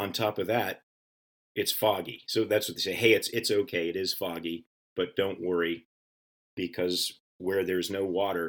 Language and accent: English; New England, United States; And I too am a New Englander. I grew up in all of the New England states. We moved around quite a bit